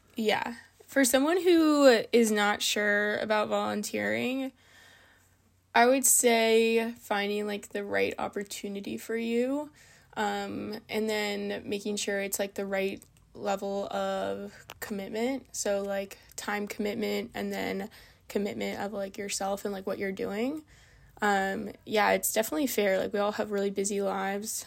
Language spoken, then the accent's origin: English; Reston, Virginia, United States; moved away as an adult; also born or lived in Vienna, Virginia / California; now in Bethel, United States; I'm from Vienna, Virginia, but I really grew up in Reston, Virginia